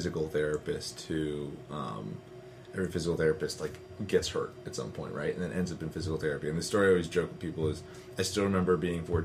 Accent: Westchester, New York, United States; I grew up in Westchester, New York, which in a small town Tona

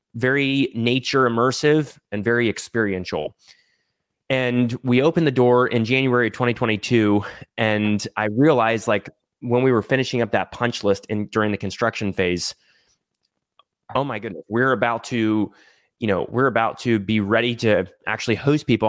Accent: Texas, United States; moved away; also born or lived in Idaho; I grew up in Texas, but my family moved up to Idaho, uh, in two thousand nine. So lived in Idaho for ten years and then moved back down to Texas

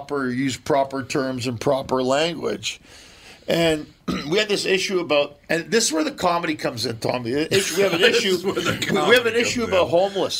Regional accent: Minneapolis, Minnesota, United States; I always tell them, I'm from Minneapolis.

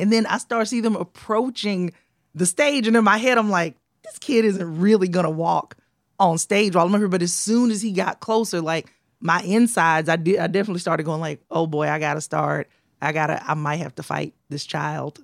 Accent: the South, United States; now in New York, United States; I'm from the South

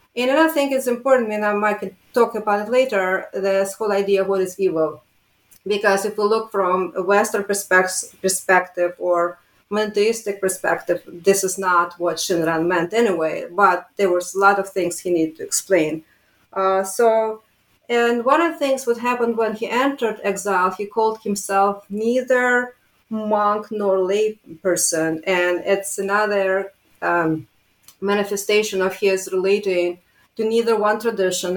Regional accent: Riga, Latvia; moved away; I was born in Riga, Latvia

